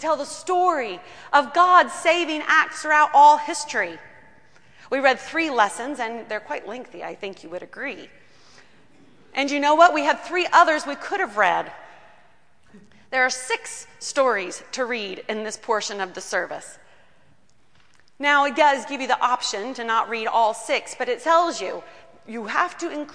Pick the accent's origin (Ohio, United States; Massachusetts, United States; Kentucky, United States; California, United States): Kentucky, United States; I grew up in Kentucky